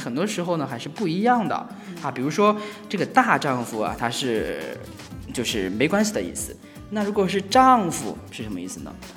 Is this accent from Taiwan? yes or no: no; China; 我们中国人说拜拜